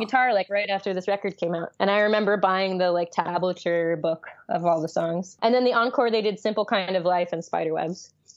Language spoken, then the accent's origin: English; New York City, New York, United States; I grew up in New York City